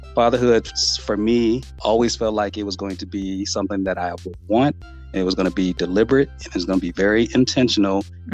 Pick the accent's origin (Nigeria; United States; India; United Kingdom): United States; Los Angeles, California; living born and raised in Southern California in Los Angeles